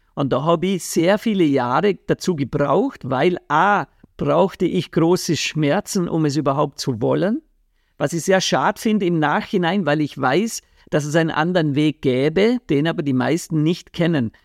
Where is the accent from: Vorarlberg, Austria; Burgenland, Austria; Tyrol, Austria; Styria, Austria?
Vorarlberg, Austria; da, wo ich aufgewachsen bin, in Vorarlberg